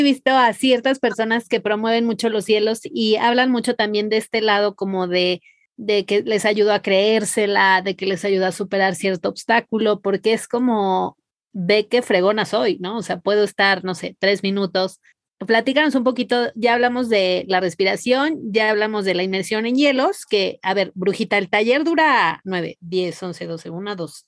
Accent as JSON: {"language": "Spanish", "town": "Mazatlán", "region": "Sinaloa", "country": "Mexico", "said": "yo soy de Mazatlán"}